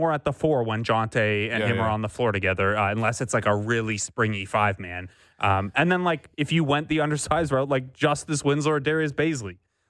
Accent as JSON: {"language": "English", "town": "Cambridge", "region": "Ontario", "country": "Canada", "tie": "born or raised there", "said": "I grew up in Cambridge, Ontario"}